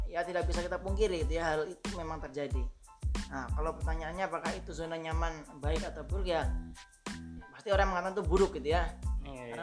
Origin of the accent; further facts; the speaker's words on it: Java, Indonesia; kalau saya peribasan sebagai orang Jawa karena saya orang Jawa dia gitu ya